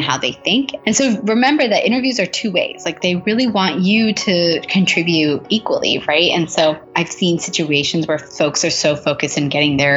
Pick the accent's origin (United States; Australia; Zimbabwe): United States; Southern California; moved away as an adult; now in New York City, United States; I am living in New York City, but I'm originally from Southern California